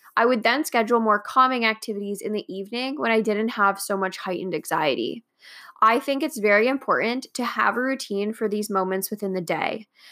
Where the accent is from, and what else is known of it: Canada